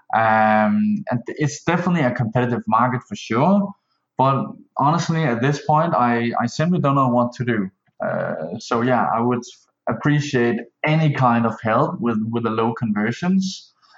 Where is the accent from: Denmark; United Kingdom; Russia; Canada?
Denmark; I'm from Denmark.